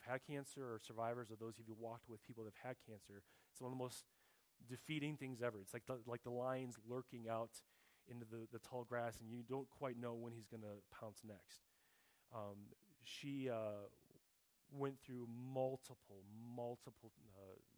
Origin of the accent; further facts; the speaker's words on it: Mundelein, Illinois, United States; also born or lived in Little Rock, Arkansas; At age 7, when we moved from Little Rock, Arkansas, up to Mundelein, Illinois